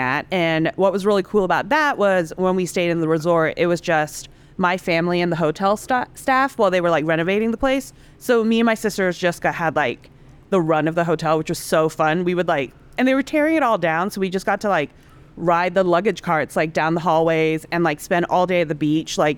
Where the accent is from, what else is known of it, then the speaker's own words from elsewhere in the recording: Hong Kong; moved away as an adult; also born or lived in Singapore / Indonesia / Savannah, Georgia; now in New York, United States; I grew up in Hong Kong mainly from when I was 5 to when I came here for college.